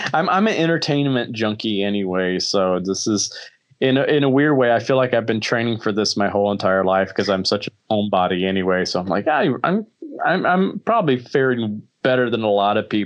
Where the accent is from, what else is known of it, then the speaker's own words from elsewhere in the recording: Alabama, United States; I grew up in Alabama